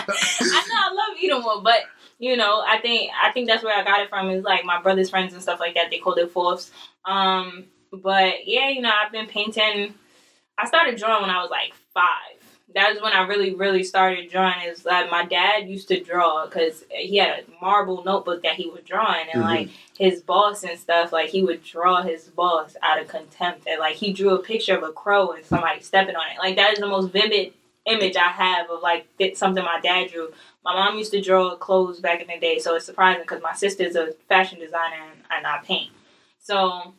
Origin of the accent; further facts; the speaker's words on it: New York City, New York, United States; also born or lived in the Bronx, New York; I grew up in Harlem. Like, I went to old schools in Harlem.